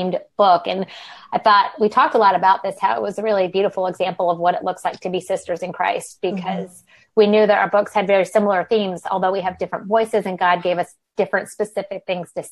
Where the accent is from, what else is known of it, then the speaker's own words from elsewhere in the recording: the South, United States; moved away as an adult; now in Old Greenwich, United States; I'm from the South, but live in the Northeast.